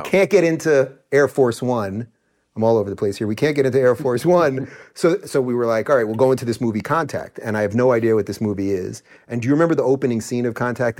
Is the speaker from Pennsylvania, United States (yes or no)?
no; Long Island, New York, United States; born or raised there; also born or lived in Brooklyn